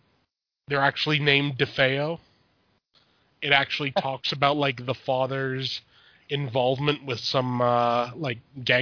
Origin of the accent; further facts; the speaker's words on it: Canada; Now, I'm Canadian. I don't know much about the states